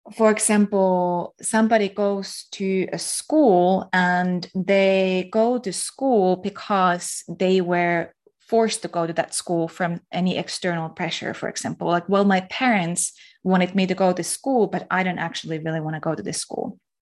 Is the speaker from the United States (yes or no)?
no; Finland; I'm from Finland